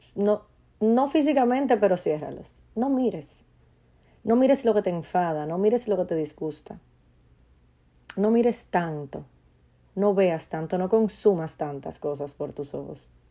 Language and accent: Spanish; Dominican Republic; en mi país, República Dominicana